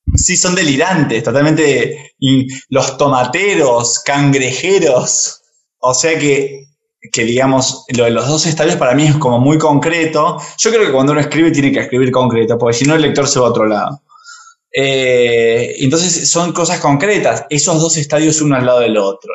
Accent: Argentina; como argentinos

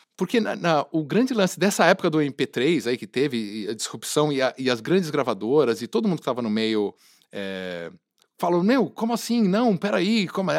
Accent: Brazil; a gente ser brasileira é demais

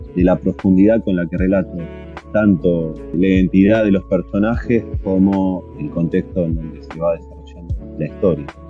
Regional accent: Vicente López, Buenos Aires Province, Argentina; Yo viví, me crié en Buenos Aires, en una ciudad, en realidad en Vicente López, partido que estaba pegado a la capital federal

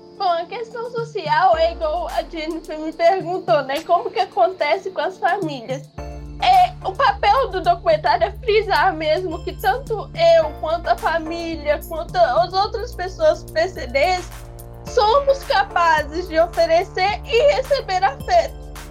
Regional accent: Minas Gerais, Brazil; eu sou de Minas.

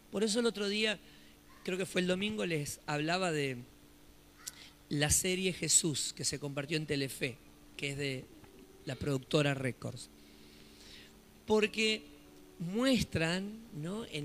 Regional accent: Solano, Buenos Aires Province, Argentina; nosotros que somos de Solano, lo que es Solano, en esos días la ciudad estaba desierta

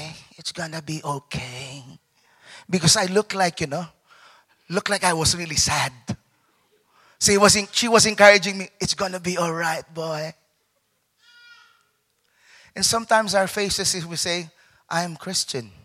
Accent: Philippines; moved away; also born or lived in London; I'm a Filipino

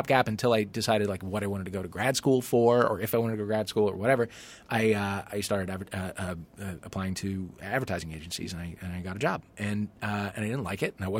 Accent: St. Louis, Missouri, United States; I'm from St. Louis, Missouri, yeah.

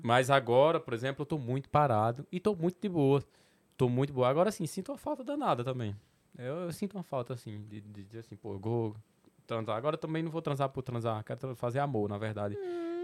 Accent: Petrolina, Pernambuco, Brazil; accent: Petrolina / Sertão, São Francisco Valley (Nordestino); Meu sotaque é o do Porto de Petrolina, do Porto do Sertão ali, do, do, do Vale do São Francisco.

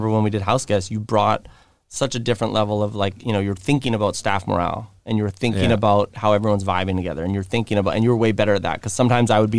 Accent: Vancouver, British Columbia, Canada; And I grew up in Kits, and I had a lot of people on this side

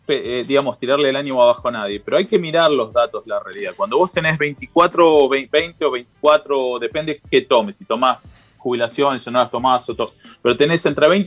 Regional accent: Argentina; empecé a hacer cosas que en Argentina, siendo argentino, no las podía hacer

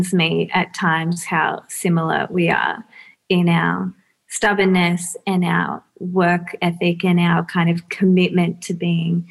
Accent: Melbourne, Victoria, Australia; also born or lived in Bentleigh, Melbourne; East Brighton when I was 4

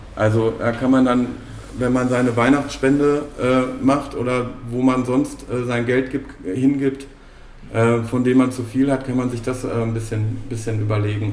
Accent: Bochum, North Rhine-Westphalia, Germany; ich bin in, im Bochumer Süden groß geworden

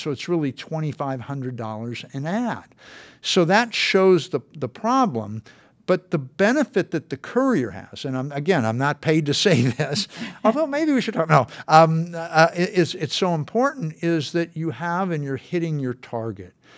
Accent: San Fernando Valley, California, United States; I grew up in the San Fernando Valley

